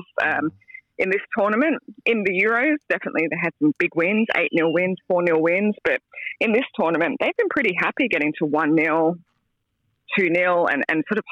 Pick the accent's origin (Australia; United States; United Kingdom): Australia; As an Aussie